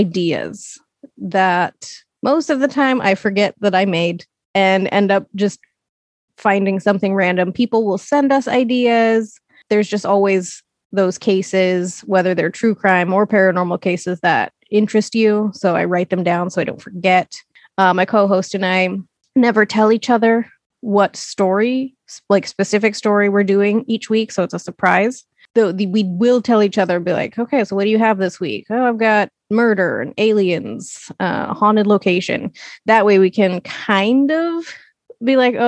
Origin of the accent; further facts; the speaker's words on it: Portland, Oregon, United States; born and raised in Portland, Oregon